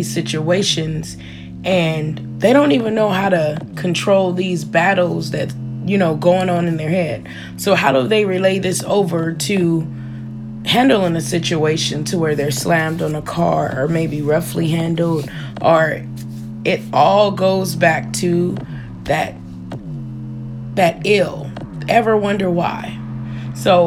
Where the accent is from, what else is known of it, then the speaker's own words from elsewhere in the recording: United States; growing up on the South Side